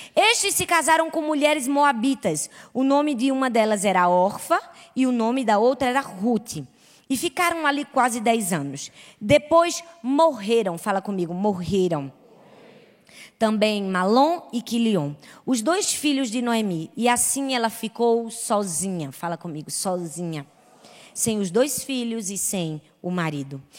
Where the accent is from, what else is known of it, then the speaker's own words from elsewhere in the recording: Recife, Pernambuco, Brazil; Eu sou de Recife